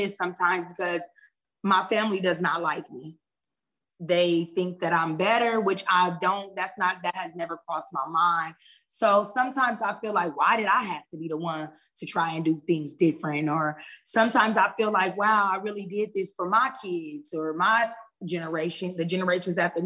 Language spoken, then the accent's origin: English; Omaha, Nebraska, United States; moved away as an adult; now in Georgia, United States; I'm originally from Omaha, Nebraska. I've been in Georgia for 2 years